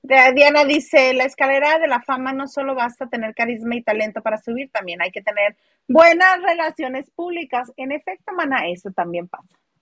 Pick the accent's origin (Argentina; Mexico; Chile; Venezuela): Mexico; northern Mexico; las norteñas somos otra cepa. Bueno, las que somos norteña